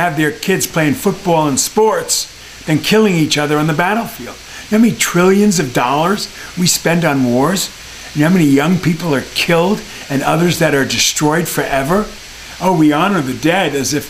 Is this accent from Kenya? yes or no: no; Englewood, New Jersey, United States; moved away as an adult; I'm from Englewood, New Jersey. I'm a Jersey boy.